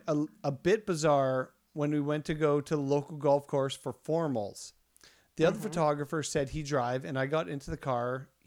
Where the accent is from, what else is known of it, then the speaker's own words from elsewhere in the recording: Saskatchewan, Canada; I'm from Saskatchewan.